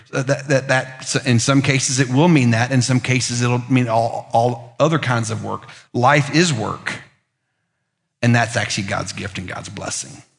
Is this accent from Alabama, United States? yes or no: no; Lookout Mountain, Tennessee, United States; moved away; I'm a teenager from Lookout Mountain, which is like being a teenager from Mountain Brook